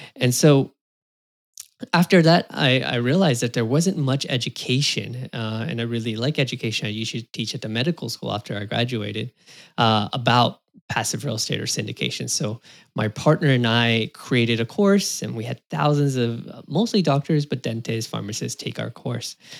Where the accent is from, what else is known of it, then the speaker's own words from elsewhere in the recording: California, United States; I was born in California in the U S, U S citizen